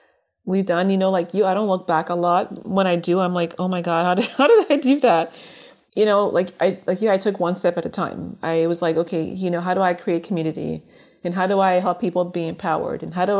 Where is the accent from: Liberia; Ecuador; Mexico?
Liberia; born there; moved away; being that I was born in Liberia and immigrated here, I didn't think of color as being an issue at first.